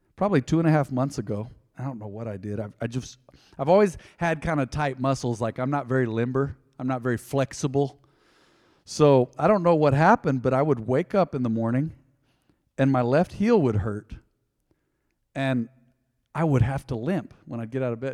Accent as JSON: {"language": "English", "town": "Hobbs", "region": "New Mexico", "country": "United States", "tie": "born or raised there", "said": "growing up on the South Side in Hobbs, I remember being discriminated against because my skin was too white."}